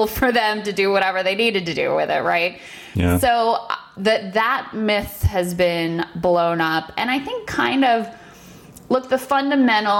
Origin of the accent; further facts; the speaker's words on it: United States; as an American who, you know, does consider herself a patriot and has always lived in this country